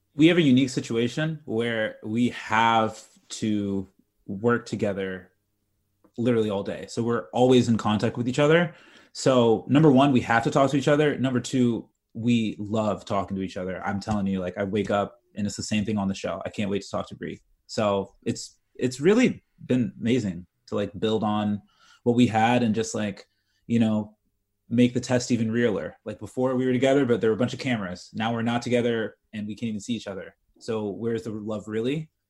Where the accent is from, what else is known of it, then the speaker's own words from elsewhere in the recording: United States; I'm American.